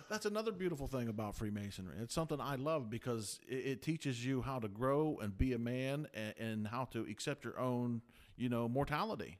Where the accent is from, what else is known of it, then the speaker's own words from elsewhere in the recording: Toronto, Ohio, United States; born and raised in Toronto, Ohio